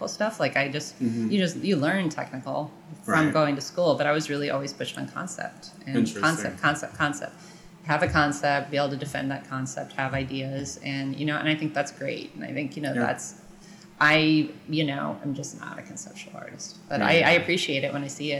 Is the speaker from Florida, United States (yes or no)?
yes; Sarasota, Florida, United States; growing up in Sarasota